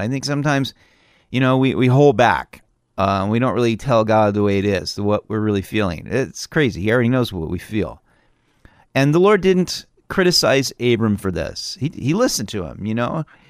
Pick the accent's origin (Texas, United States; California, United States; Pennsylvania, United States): California, United States; now in Idaho, United States; I'm from California